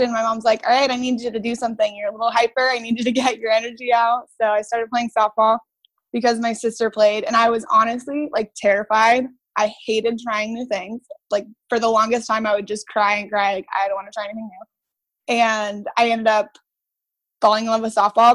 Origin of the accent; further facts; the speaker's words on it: Brea, California, United States; I grew up in Brea, California